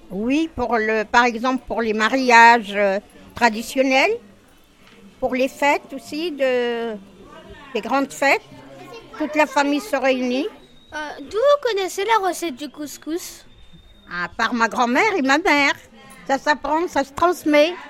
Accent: Tunisia; now in Paris, France; Je viens de Tunisie, mais j'ai vécu la grosse partie de ma vie à Paris.

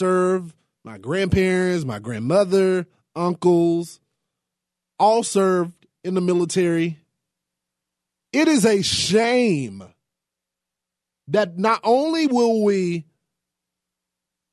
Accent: Texas, United States; This is my home state

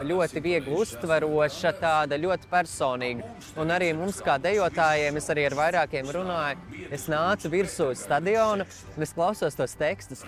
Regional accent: Latvia

